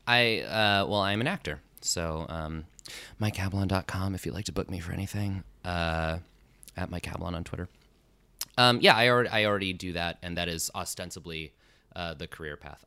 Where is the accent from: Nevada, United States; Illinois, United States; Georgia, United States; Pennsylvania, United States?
Nevada, United States; Las Vegas; moved away as an adult; also born or lived in Chicago; now in New York, United States; I grew up in Las Vegas, Nevada